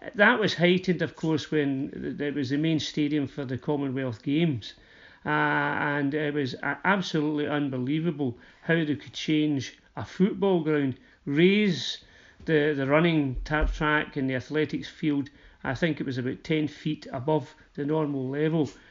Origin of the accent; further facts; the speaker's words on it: Uddingston, Scotland, United Kingdom; I come from Uddingston, uh, so Motherwell's really our local team